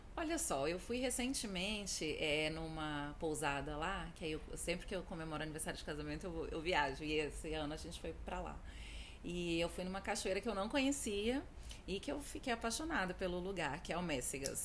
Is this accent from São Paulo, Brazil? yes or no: no; Brasília, Federal District, Brazil; Sou brasiliense, nascida e criada aqui. Não só em Brasília, mas no plano piloto